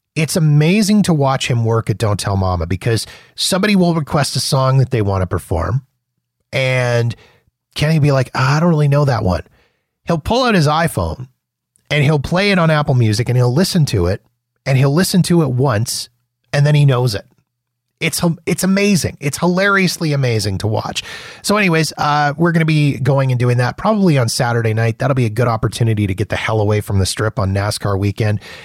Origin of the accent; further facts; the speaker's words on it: Calgary, Alberta, Canada; a boy from my hometown, W W F champ, uh, Bret the Hitman Hart. from where I'm in right now, Calgary, Alberta, Canada